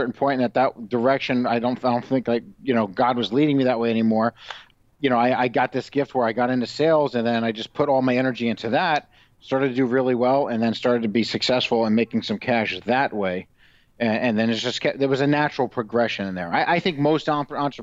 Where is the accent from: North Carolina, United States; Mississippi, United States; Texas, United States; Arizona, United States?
Arizona, United States; Phoenix; also born or lived in White Plains, New York / Florida; I grew up, a lot of it in the 80s in Arizona and Phoenix